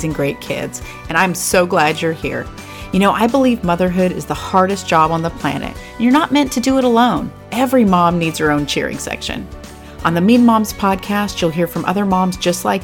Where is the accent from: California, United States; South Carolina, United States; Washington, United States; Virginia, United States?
California, United States; California Bay Area, United States; moved away as an adult; now in Tennessee, United States; I was raised in the California Bay Area